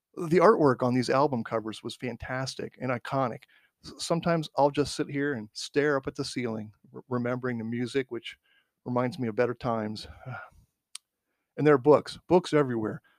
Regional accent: Midwest, United States; When I was a kid growing up in the Midwest

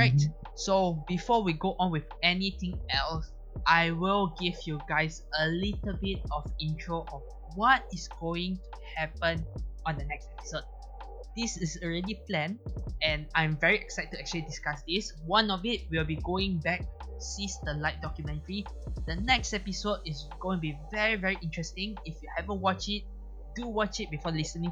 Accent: Malaysia; I'm a Malaysian

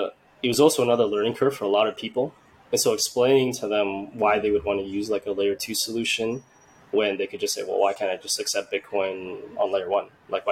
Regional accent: Vietnam; now in Canada; my background, where I'm from is from Vietnam.

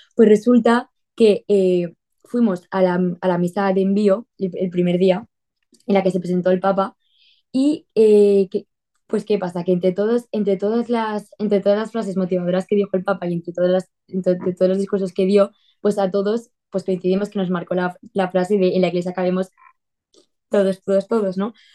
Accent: Torrent, Valencian Community, Spain; soy de España, de Valencia, de, una ciudad grande de Valencia que se llama Torrent

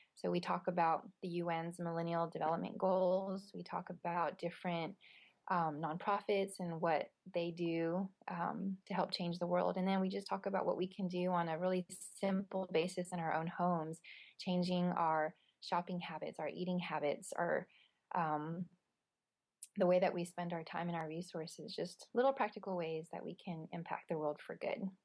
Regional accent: United States; I was born here.

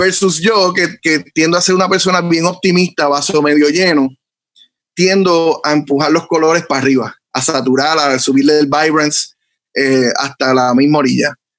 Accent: Bayamón, Puerto Rico; also born or lived in Ceiba; yo nací en Ceiba, pero sí, criado en Bayamón

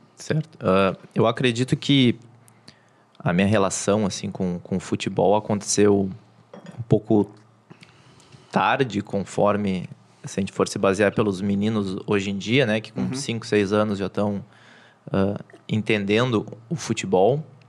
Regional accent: Porto Alegre, Rio Grande do Sul, Brazil; nascido e criado em Porto Alegre

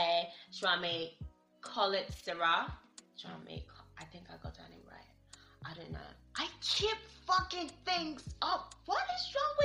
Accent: Nigeria; I'm Nigerian. Here in Nigeria

